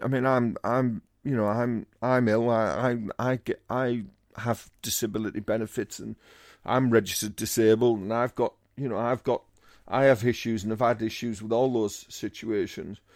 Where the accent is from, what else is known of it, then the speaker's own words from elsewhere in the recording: Teesside, North East England, United Kingdom; I'm from Teesside